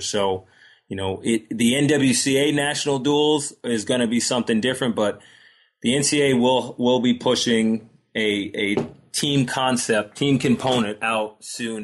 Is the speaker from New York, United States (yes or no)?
yes; Long Island, New York, United States; I grew up on Long Island